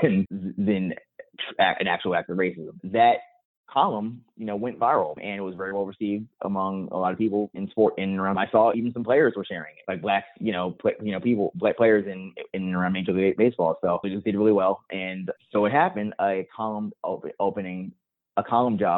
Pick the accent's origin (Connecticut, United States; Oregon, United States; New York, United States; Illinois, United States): New York, United States; I'm from New York as well. Like, I grew up reading the Daily News